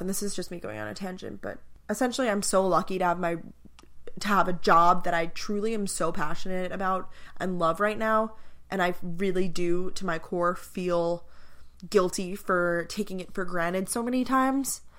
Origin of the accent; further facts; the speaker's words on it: Long Island, New York, United States; moved away as an adult; also born or lived in Athens, Georgia; I'm originally from Long Island, New York